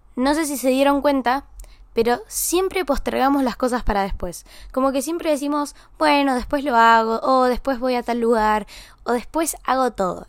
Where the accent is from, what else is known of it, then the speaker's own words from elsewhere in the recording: San Luis, Argentina; moved away; voy a San Luis, a mi pueblo, a mi ciudad